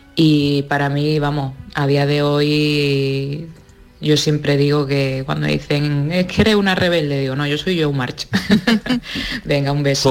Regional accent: Seville, Andalusia, Spain; moved away as an adult; now in Paris, France; de Sevilla, pero os escucho desde París, que estoy aquí estudiando durante un año

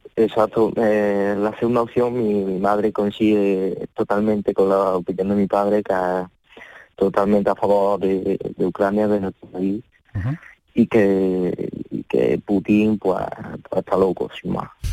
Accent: Córdoba, Andalusia, Spain; born or raised there; accent: cordobés; also born or lived in Ukraine

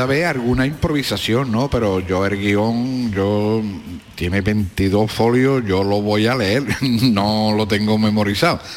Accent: Cádiz, Andalusia, Spain; mi barrio del Mentidero, que la Plaza San Antonio está a 100 metros de donde yo nací

